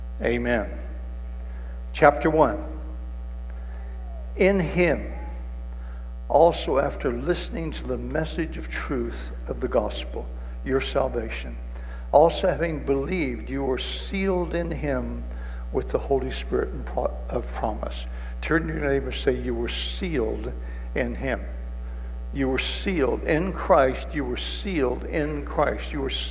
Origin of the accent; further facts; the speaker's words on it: Kijabe, Kiambu County, Kenya; I was raised in Kenya, a mission station called Kajabi. And one of the beauties of that place is it was cool a lot of the time.